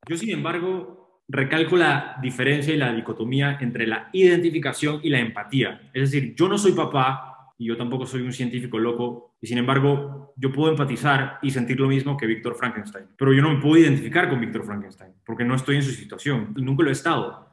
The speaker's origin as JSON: {"language": "Spanish", "country": "Panama", "said": "Yo soy panameño"}